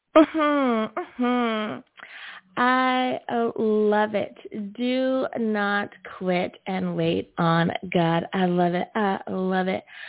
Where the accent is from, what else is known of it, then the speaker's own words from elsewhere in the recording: United States; my home country of the USA